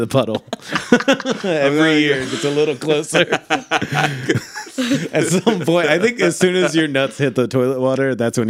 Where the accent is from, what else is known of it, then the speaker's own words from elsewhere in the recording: Michigan, United States; I'm from Michigan.